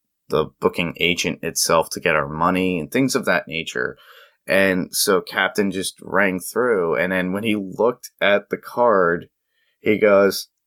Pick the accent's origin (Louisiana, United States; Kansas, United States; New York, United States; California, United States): New York, United States; New York City; now in upstate New York, United States; I grew up in Staten Island